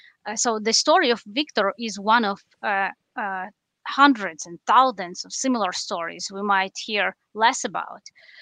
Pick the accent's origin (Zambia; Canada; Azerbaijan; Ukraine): Ukraine; Western Ukraine; I'm originally from Western Ukraine and there are relatives who live here. So when the war started, it was natural to go further west to the western part of the country. So I've been living here with my family, with my daughter for the last 3 months.